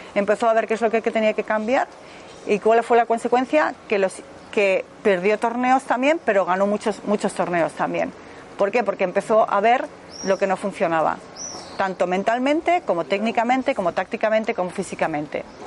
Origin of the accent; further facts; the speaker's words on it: Madrid, Community of Madrid, Spain; moved away as an adult; now in Germany; Soy de Madrid, pero vivo hace 25 años en Alemania